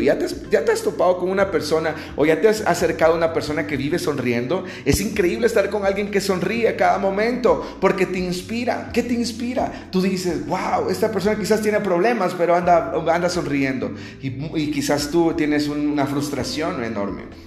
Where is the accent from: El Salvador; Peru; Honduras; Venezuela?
El Salvador; now in Guatemala City, Guatemala; actualmente yo soy salvadoreño, estoy fuera de mi país, estoy en un país cercano, no está ahí lejos, estoy en Guatemala, en la capital.